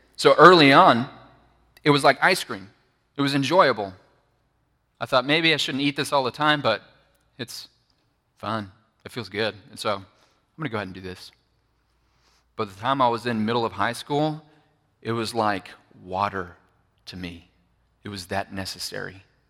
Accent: Bible Belt, Southern United States, United States; I grew up in the Bible Belt, which is Southern United States, right?

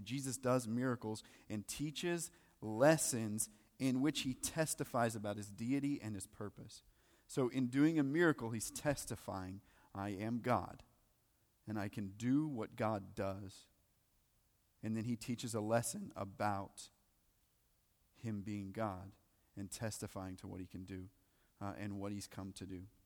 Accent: the South, United States; you go to church, for sure, 'cause we're from the South

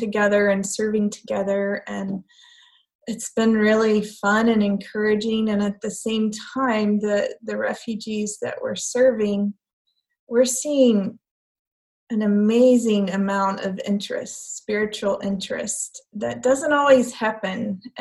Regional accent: United States; moved away; as an American

